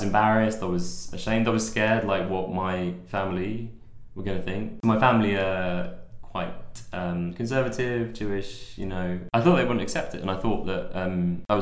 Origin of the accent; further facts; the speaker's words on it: London, United Kingdom; moved away as an adult; also born or lived in Manchester; I'm from London